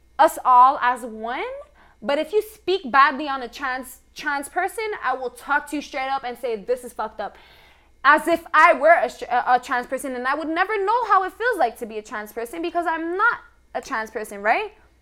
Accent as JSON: {"language": "English", "country": "Canada", "said": "we as Canadian people"}